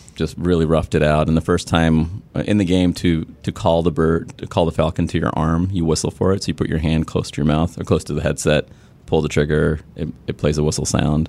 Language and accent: English; Sri Lanka; I grew up in Sri Lanka, which was a British colony